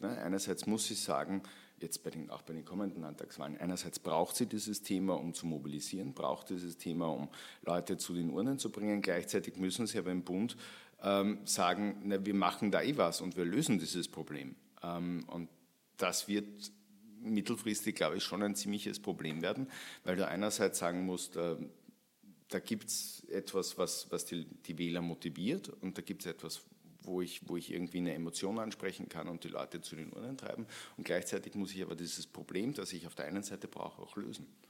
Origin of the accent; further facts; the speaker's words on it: St. Pölten, Lower Austria, Austria; moved away as an adult; now in Vienna, Austria; St. Pölten äh, hernehmen, meine Heimatstadt